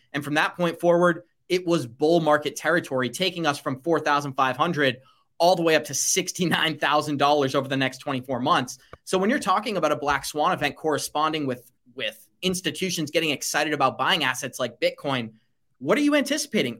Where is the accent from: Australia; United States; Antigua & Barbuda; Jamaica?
United States; when I was growing up in America during the early two thousands